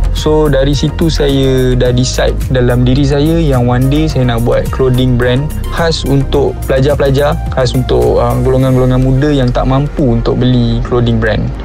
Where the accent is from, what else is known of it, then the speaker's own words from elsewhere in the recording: Ampang, Kuala Lumpur, Malaysia; also born or lived in Seremban; saya berasal dari Ampang, Kuala Lumpur